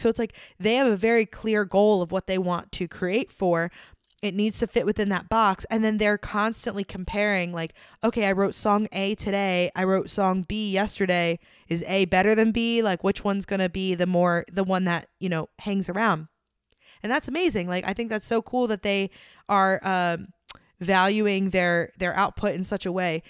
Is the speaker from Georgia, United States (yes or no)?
no; Delaware, United States; moved away as an adult; also born or lived in New York; now in Nashville, United States; I grew up in Delaware